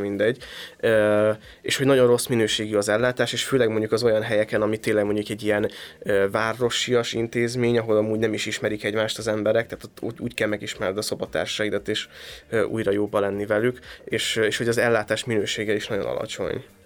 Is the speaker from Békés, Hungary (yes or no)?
no; a small village in Szabolcs, Szabolcs-Szatmár-Bereg, Hungary; szerencsés vagyok, hogy abban a Szabolcsi kisfaluba születtem